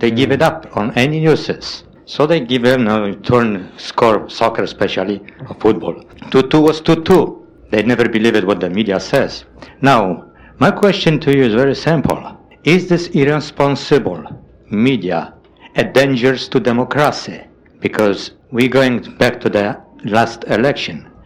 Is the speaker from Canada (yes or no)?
no; Poland; now in United States; I grew up back in Poland